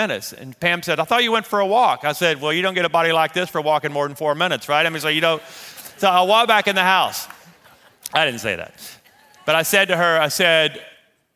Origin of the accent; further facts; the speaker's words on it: Louisiana, United States; moved away as an adult; also born or lived in Shreveport, Louisiana / Amarillo, Texas; we're Louisiana people